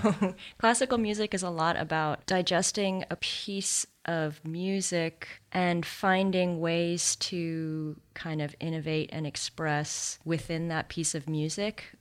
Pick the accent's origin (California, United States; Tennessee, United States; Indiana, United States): California, United States; Santa Monica; also born or lived in New Zealand / Exeter, England; We moved to the States when I was three. I consider myself American, but I was born in New Zealand, so I'm also a New Zealander, but probably more American. and I grew up in Santa Monica